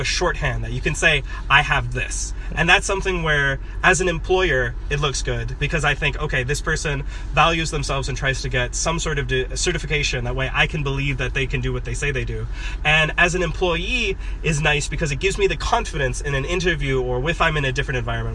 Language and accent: English; Oshkosh, Wisconsin, United States; moved away as an adult; now in Tianjin, China; I grew up in Oshkosh, Wisconsin, and I went to Oshkosh West High School